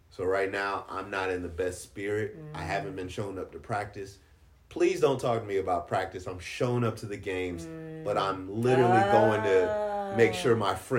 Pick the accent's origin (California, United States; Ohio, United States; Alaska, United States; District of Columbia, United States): District of Columbia, United States; Washington; oh, I grew up in D.C. and you live here now.